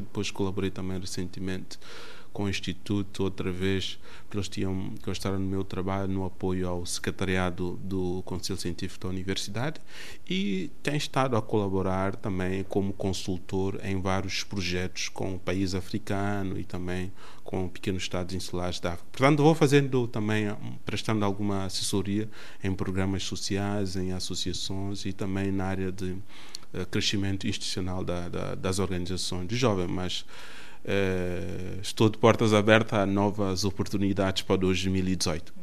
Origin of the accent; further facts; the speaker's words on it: Lobata, São Tomé & Príncipe; now in Portugal; Nasci em Santo Tomé no dia 10 de julho de 1984, no distrito de Lobata